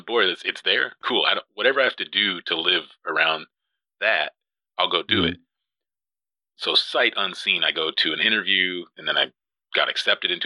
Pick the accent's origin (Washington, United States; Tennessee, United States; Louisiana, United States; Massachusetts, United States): Washington, United States; Yakima; moved away; also born or lived in Olympia, Washington; Yakima, Washington